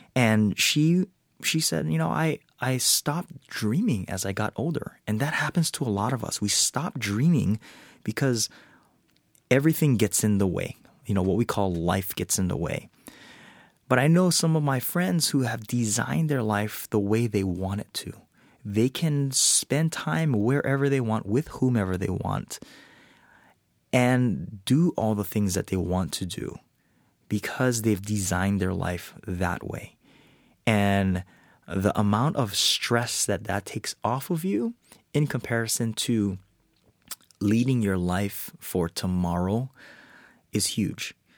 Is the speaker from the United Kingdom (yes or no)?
no; Hawaii, United States; I was born and raised in Hawaii